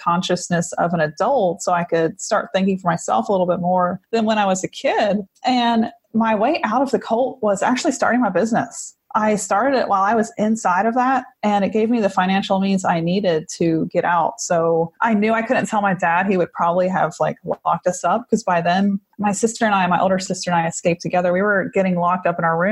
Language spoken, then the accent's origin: English; Monongahela, Pennsylvania, United States; moved away as an adult; also born or lived in Missouri; now in Austin, United States; I grew up in Monongahela, right by the Monongahela River